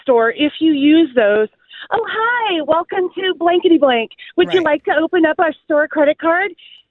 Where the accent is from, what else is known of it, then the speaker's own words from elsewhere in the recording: California, United States; I come from California